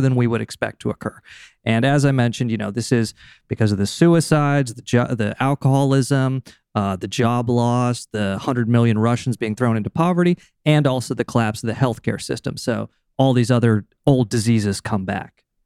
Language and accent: English; United States; as an American